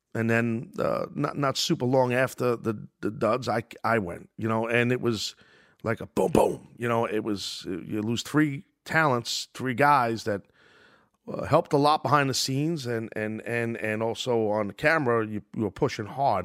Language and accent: English; New York City, New York, United States; my hometown at Madison Square Garden